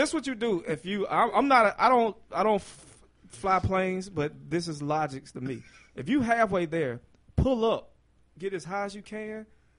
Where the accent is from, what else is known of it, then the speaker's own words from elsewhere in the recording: the South, United States; As a Southerner, you know what I mean?